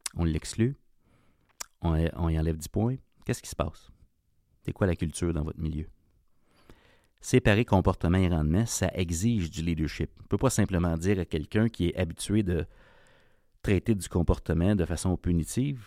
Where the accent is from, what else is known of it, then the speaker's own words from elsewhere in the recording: Ontario, Canada; Je viens de l'Ontario, donc je connais ce milieu-là, euh, j'ai grandi là